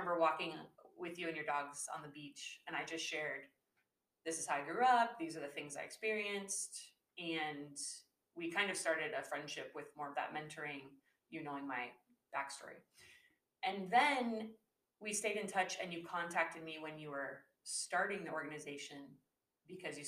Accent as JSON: {"language": "English", "town": "Seattle", "region": "Washington", "country": "United States", "tie": "born or raised there", "said": "I was raised in the Seattle area"}